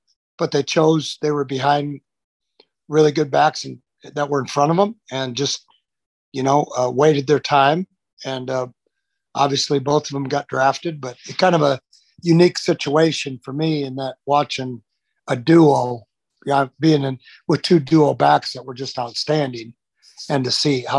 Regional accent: Farmington, Minnesota, United States; moved away; I moved back to my hometown after college, didn't know what I wanted to do. And they had a varsity position open to coach football at Farmington High School in Farmington, Minnesota.

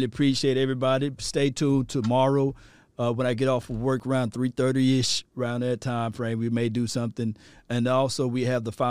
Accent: Mississippi, United States; I'm from Mississippi, so I know I don't talk like talk like you guys

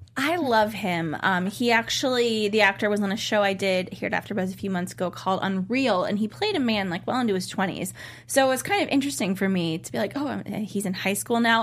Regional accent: Cleveland, Ohio, United States; my hometown of Cleveland, Ohio

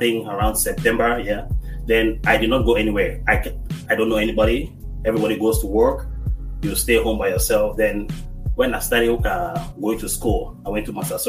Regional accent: Cameroon; moved away as an adult; now in United States; Yeah, so I'm originally from Cameroon, West Africa, and I came here 2010.

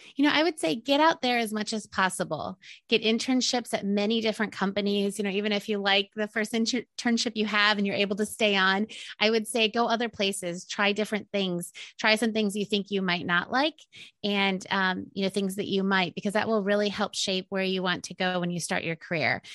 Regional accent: Indiana, United States; moved away as an adult; also born or lived in Maryland; I'm from Indiana and um, didn't know anyone on the East Coast

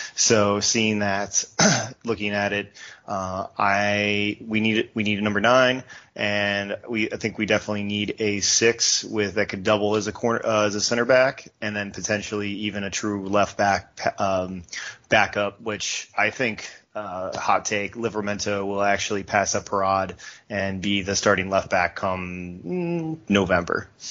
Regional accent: United States; as an American

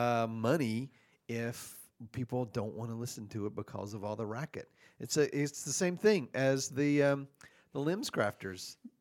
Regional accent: the South, United States; I'm from the South, so we call it Coca-Cola.

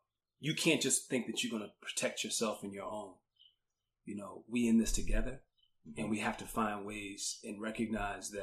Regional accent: Washington, District of Columbia, United States; moved away as an adult; I grew up in Washington, D.C. I grew up in D.C. during the 1980s and early 1990s

